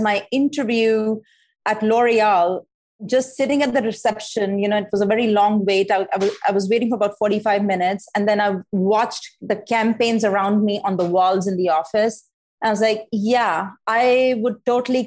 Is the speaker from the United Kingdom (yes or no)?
no; India; moved away as an adult; also born or lived in New York; now in Arizona, United States; I'm from India, in case you haven't noticed yet, I come from a very academically competitive, you know, landscape.